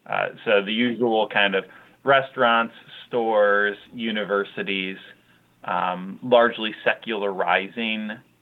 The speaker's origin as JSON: {"language": "English", "town": "Chicago", "region": "Illinois", "country": "United States", "moved": "yes", "lives_now": "Boston, United States", "said": "I'm from the Midwest. I'm from Chicagoland area."}